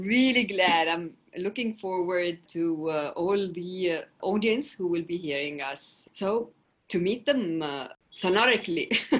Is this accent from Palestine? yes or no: yes; Jerusalem, Palestine; Well, you know, I come from Palestine, an occupied territory. I grew up in the old city of Jerusalem, and I had the privilege to study in private schools in Palestine